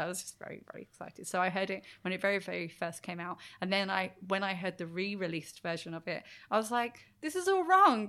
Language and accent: English; Brighton, South East England, United Kingdom; they're from Brighton and I'm from Brighton.